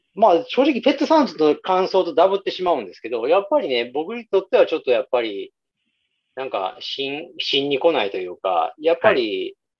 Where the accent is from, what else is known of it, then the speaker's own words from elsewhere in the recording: Nara, Japan; 僕らはほら、地元奈良でしょ。